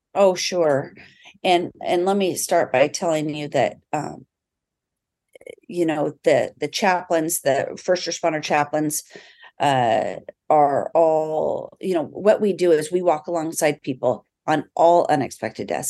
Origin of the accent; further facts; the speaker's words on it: South Snohomish County, Washington, United States; also born or lived in California / Aviano, Italy; I grew up actually right here in South Snohomish County